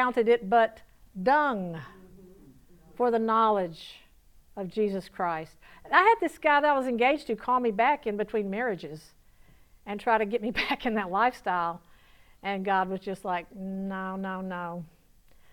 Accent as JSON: {"language": "English", "region": "Georgia", "country": "United States", "also_born_or_lived": "Palm Beach, Florida / Lake Tahoe, Nevada", "accent": "southern", "moved": "as an adult", "said": "When I was 19 years old and I was sassy from Georgia"}